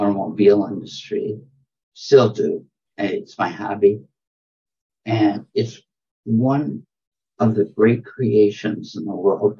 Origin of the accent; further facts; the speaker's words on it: Flint, Michigan, United States; moved away; also born or lived in South Bronx; I was raised in Flint, which is the heart of General Motors.